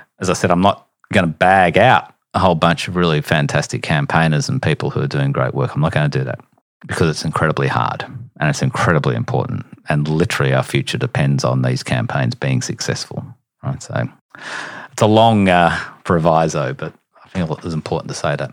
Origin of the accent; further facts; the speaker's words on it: Queensland, Australia; I'm a Queenslander.